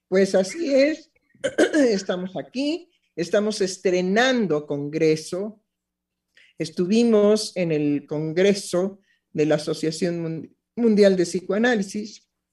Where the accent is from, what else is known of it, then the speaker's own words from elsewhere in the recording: Mexico; en mi país, en México